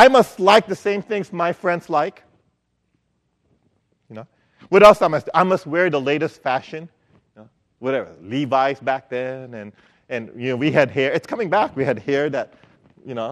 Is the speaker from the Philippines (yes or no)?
yes; Philippines; moved away; I grew up in the Philippines